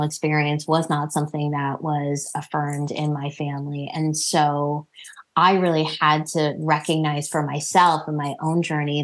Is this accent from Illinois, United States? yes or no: no; New Jersey, United States; I was born and raised in New Jersey, but my family is Indian American